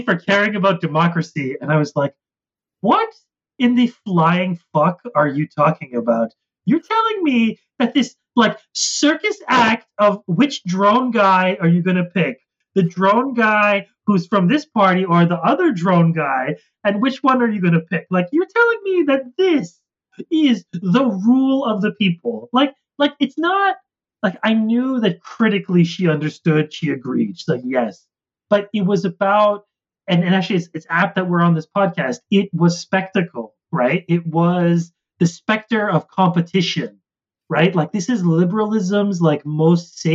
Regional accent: Canada; also born or lived in United States; as a Canadian.

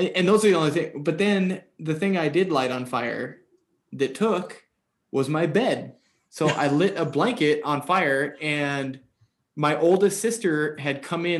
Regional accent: Alaska, United States; I was born in Alaska. So I lived in Alaska and from a young age.

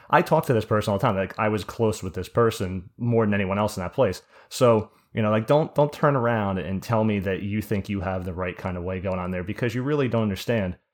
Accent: New Jersey, United States; I'm from Jersey

